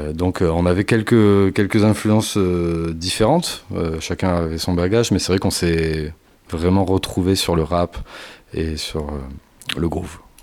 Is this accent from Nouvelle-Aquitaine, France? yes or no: yes; near Bordeaux, Nouvelle-Aquitaine, France; On est du coin, on est de la Nouvelle-Aquitaine pour faire large et, plus précisément vers Bordeaux